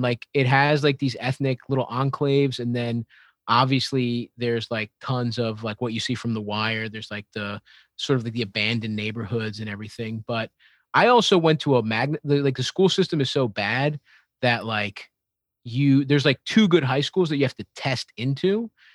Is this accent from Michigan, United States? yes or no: no; Baltimore, Maryland, United States; I grew up in Baltimore